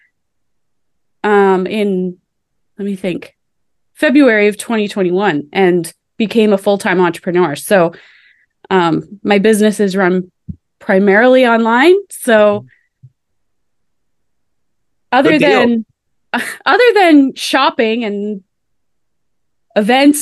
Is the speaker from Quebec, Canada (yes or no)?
no; Annapolis Valley, Nova Scotia, Canada; I was born and raised in the Annapolis Valley of Nova Scotia.